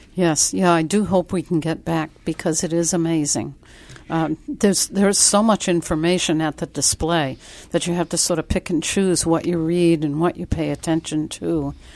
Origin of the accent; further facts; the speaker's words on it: Worcester, Massachusetts, United States; also born or lived in New Bedford, Massachusetts; I was born in New Bedford, but then my family moved to the Worcester area.